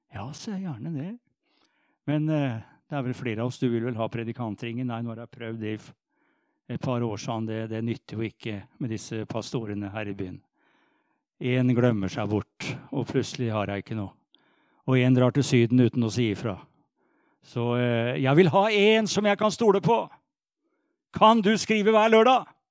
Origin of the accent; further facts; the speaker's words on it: Sarpsborg, Østfold, Norway; Jeg er jo sarping